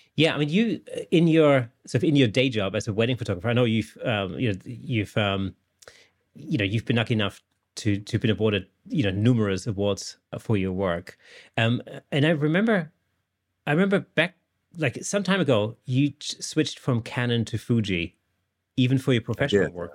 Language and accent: English; Germany; now in England, United Kingdom; I live in England, but I'm not British at all. I'm actually German